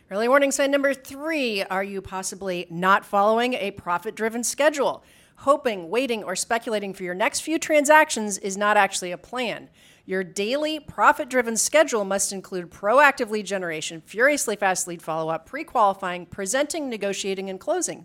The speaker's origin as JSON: {"language": "English", "region": "Midwest", "country": "United States", "tie": "born or raised there", "said": "we grew up in the Midwest"}